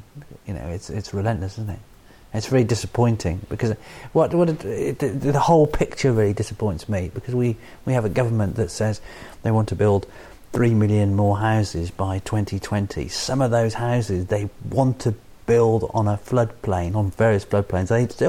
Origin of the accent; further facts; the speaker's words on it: United Kingdom; I don't mean to say Irish. I often say English. I'm British, you know, definitely.